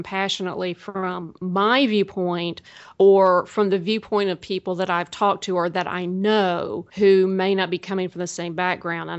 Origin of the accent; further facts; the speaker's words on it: the South, United States; I'm from the South